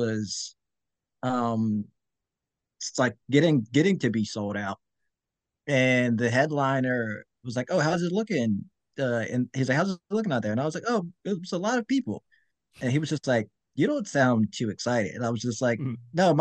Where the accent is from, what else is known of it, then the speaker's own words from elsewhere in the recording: Norristown, Pennsylvania, United States; moved away; I'm from Norristown, and I just moved back a few years ago